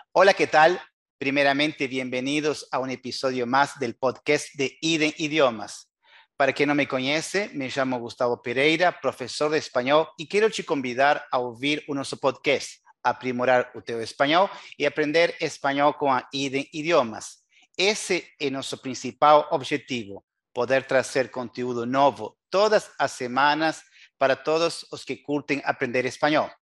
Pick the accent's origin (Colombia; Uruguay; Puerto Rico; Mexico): Uruguay